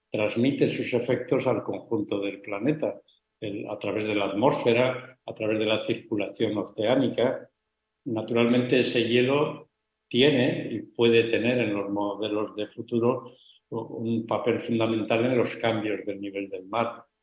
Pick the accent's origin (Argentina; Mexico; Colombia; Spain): Spain